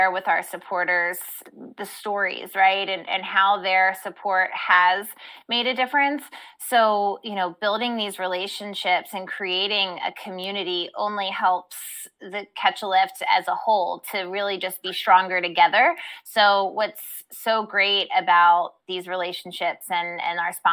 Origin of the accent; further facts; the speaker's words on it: Baltimore, Maryland, United States; I grew up here in Baltimore